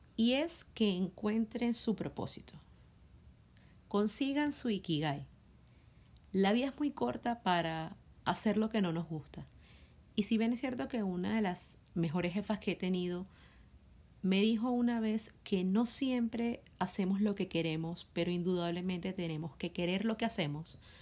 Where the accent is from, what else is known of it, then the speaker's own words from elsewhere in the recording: Venezuela; Soy venezolana de nacimiento